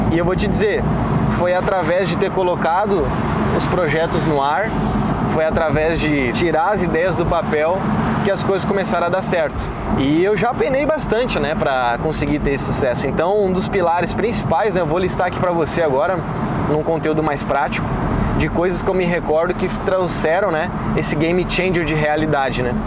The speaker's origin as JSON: {"language": "Portuguese", "town": "Porto Alegre", "region": "Rio Grande do Sul", "country": "Brazil", "tie": "born or raised there", "moved": "yes", "lives_now": "Florianópolis, Brazil", "said": "E eu sou gaúcho, né? Nasci em Porto Alegre"}